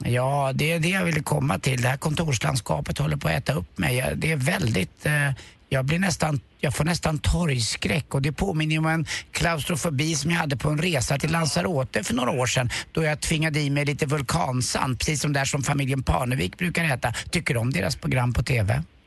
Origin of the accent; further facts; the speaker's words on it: Sweden; jag är från Sverige